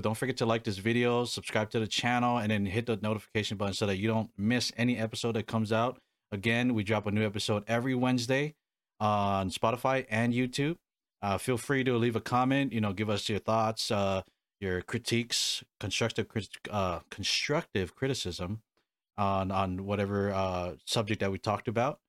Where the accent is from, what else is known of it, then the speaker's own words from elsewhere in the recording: Hawaii, United States; now in Arizona, United States; I was born and raised in Hawaii